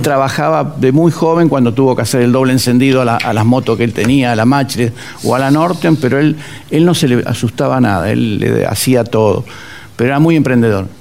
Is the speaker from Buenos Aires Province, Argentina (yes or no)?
yes; Olivos, Buenos Aires Province, Argentina; Nací en, Vicente López, puntualmente en Olivos. Ahí, en ese lugar que era la casa de mis viejos